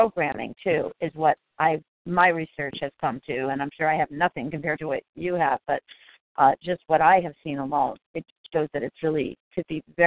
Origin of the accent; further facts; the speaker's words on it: Connecticut, United States; moved away; I'm also living in Connecticut now, my home state